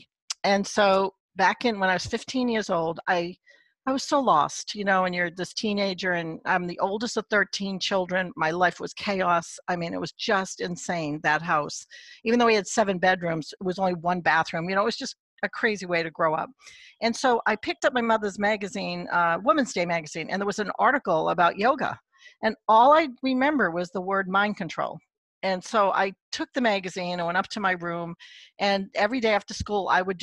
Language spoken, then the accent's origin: English; Boston, Massachusetts, United States; also born or lived in Abington, Massachusetts; I was born in Southie, And then we moved to Dorchester